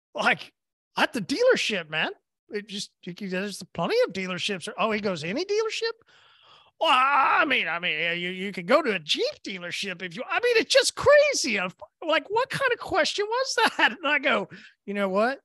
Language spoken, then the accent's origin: English; Oklahoma, United States; I'm from Oklahoma